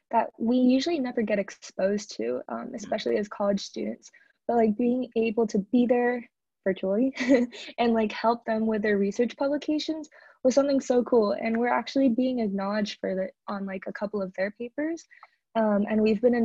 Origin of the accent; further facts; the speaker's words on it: Arcadia, California, United States; my hometown is in Arcadia, California